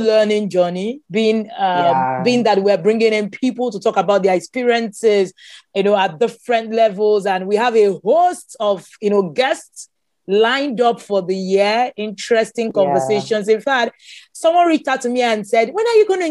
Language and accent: English; Nigeria; I am Nigerian.